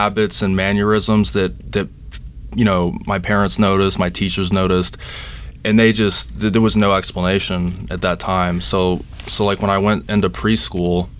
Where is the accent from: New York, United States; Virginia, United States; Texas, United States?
Texas, United States; Dallas; now in Charleston, United States; I'm originally from Dallas, Texas